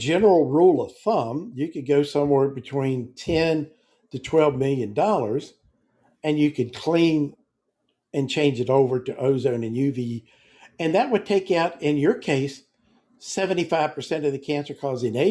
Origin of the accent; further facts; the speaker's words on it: Virginia, United States; moved away; I'm from Virginia